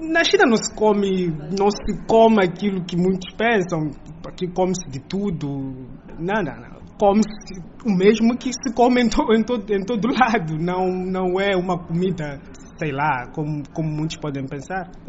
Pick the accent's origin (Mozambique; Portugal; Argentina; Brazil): Mozambique